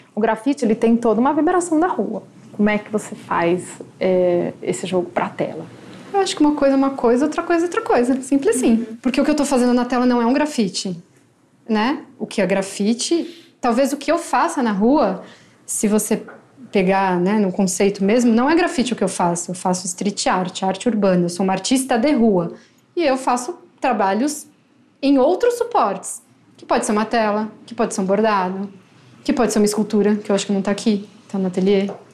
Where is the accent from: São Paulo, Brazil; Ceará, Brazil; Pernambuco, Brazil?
São Paulo, Brazil; eu sou de São Paulo, sempre vivi